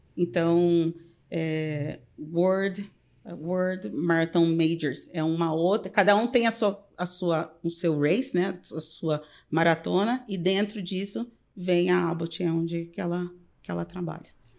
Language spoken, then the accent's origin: Portuguese; Pirapozinho, São Paulo, Brazil; moved away as an adult; also born or lived in Peru / Mexico / Miami; now in Chicago, United States; eu sou do interior de São Paulo